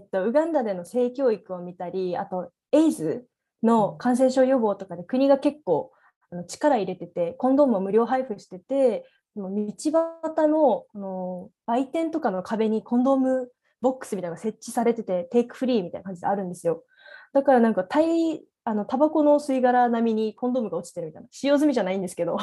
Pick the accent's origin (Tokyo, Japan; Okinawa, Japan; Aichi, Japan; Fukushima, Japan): Okinawa, Japan; 私沖縄出身で